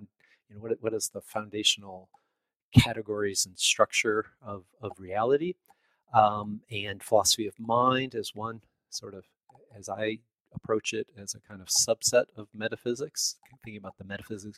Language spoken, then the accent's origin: English; Chicago, Illinois, United States; moved away as an adult; also born or lived in upstate New York; now in Indiana, United States; I grew up just outside of Chicago, and I went to university in the city.